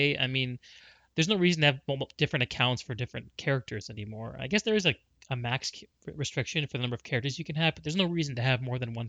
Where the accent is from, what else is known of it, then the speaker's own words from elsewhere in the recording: Connecticut, United States; I grew up in Connecticut.